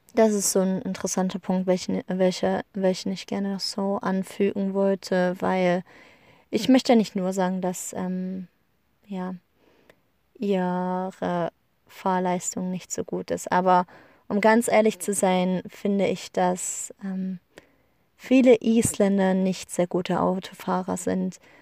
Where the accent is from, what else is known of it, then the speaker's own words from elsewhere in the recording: Germany; moved away as an adult; now in Iceland; bei uns in Deutschland